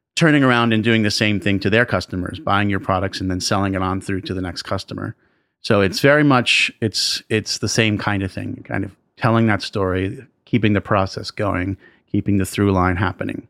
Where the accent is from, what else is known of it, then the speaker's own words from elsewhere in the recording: New York City, New York, United States; I grew up in and around New York City